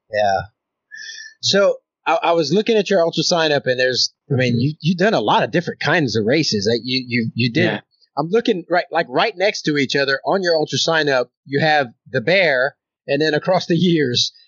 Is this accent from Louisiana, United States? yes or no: yes; Louisiana, United States; now in Oklahoma, United States; I'm in Oklahoma and I'm from Louisiana